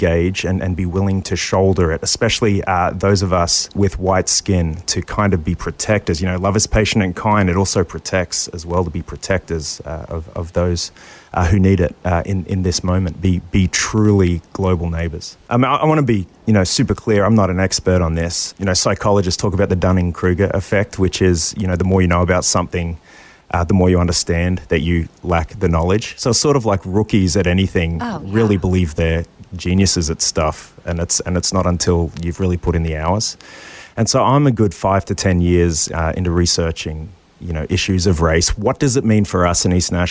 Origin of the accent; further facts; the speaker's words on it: Australia; now in United States; I'm an immigrant from Australia